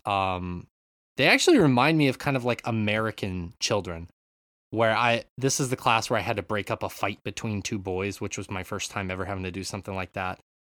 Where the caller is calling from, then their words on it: Japan; I'm calling in from Japan